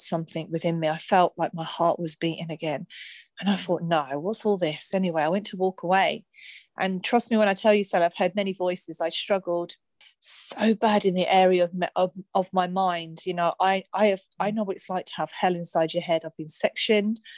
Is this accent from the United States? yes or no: no; Luton, East of England, United Kingdom; I'm from Luton